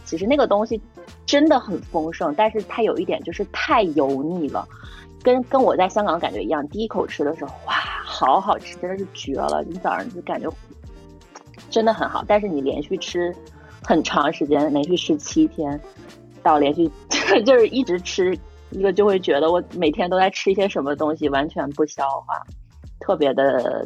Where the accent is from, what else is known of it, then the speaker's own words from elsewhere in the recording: Northeast China, China; 作为一个东北人